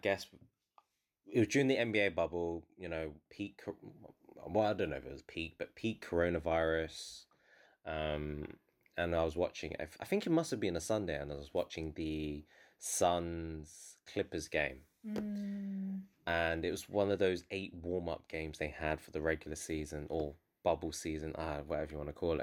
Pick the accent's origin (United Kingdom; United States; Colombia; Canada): United Kingdom; London; I'm someone who's, you know, born in North London